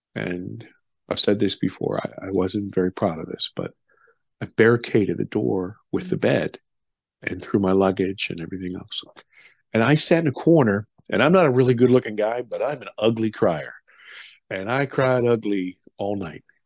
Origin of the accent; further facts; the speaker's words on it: United States; also born or lived in Germany; I'm an American